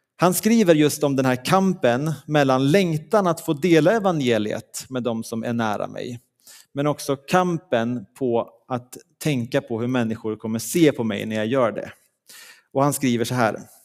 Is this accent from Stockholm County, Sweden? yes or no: no; Leksand, Dalarna County, Sweden; moved away; där jag kommer ifrån i, från Leksand